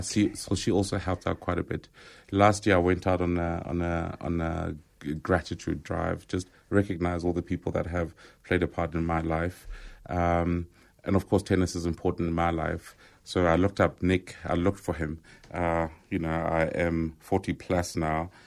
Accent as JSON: {"language": "English", "area": "Rockville", "region": "Gauteng", "country": "South Africa", "tie": "born or raised there", "said": "growing up in Rockville"}